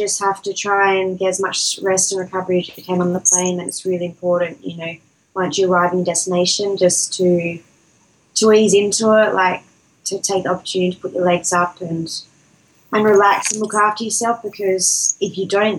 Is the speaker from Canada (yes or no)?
no; Adelaide, South Australia, Australia; Adelaide's my hometown